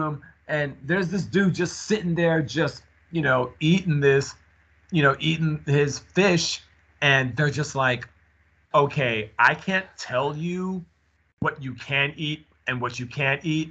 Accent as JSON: {"language": "English", "region": "New York", "country": "United States", "said": "I was from New York"}